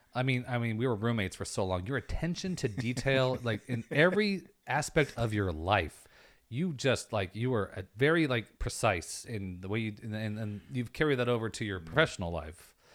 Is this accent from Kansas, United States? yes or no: yes; Western Kansas, United States; I'm from Western Kansas